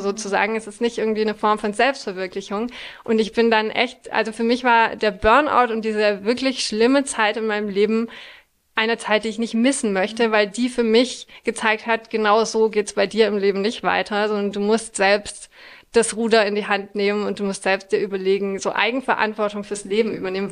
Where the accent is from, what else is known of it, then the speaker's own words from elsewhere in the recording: France; moved away; Ich bin in Frankreich aufgewachsen und zur Grundschule gegangen